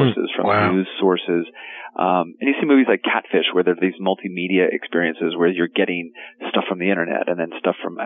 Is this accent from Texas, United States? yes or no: no; Arizona, United States; moved away; I grew up in Arizona